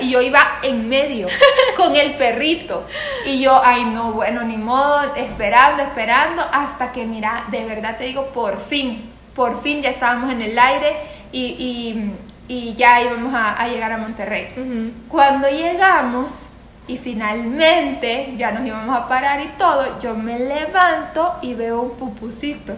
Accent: Santa Ana, El Salvador; soy de Santa Ana

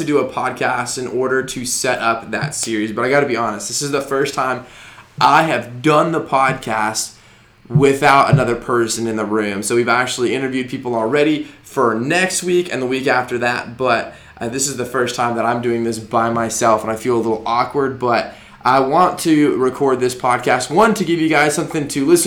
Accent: Arizona, United States; moved away as an adult; also born or lived in Denver, Colorado; now in Georgia, United States; I grew up in Arizona, went to college in Denver, Colorado

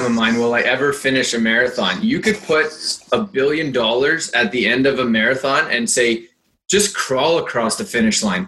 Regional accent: Calgary, Alberta, Canada; accent: Calgarian; That's my Calgarian accent coming out. That's how we say it in Calgary

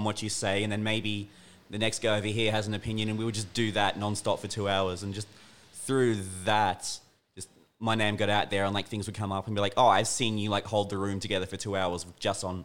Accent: Pittsworth, Queensland, Australia; now in Toowoomba, Australia; I grew up in a small country town

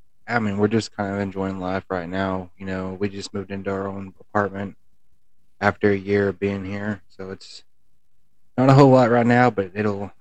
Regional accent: Graham, Texas, United States; also born or lived in Wichita Falls, Texas; now in Olney, United States; I was born in Wichita Falls, but I moved 2 weeks after I was born to Graham

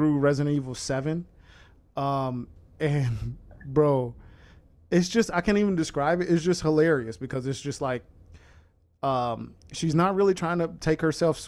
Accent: Chicago, Illinois, United States; I'm from Chicago

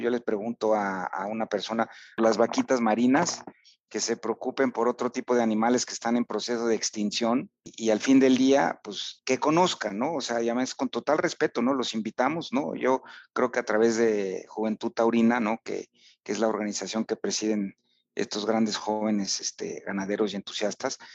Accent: Huamantla, Tlaxcala, Mexico; en Huamantla, que es mi pueblo

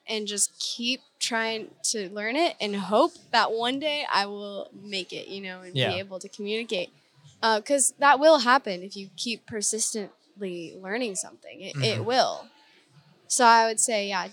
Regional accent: North Idaho, United States; moved away; I'm from Idaho. Mm-hmm. North Idaho.

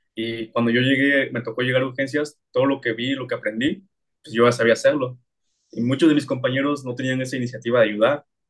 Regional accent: Oaxaca, Mexico; yo soy de aquí de Oaxaca

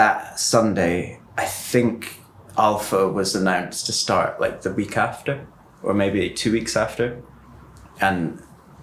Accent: Aberdeen, Scotland, United Kingdom; I grew up in Aberdeen

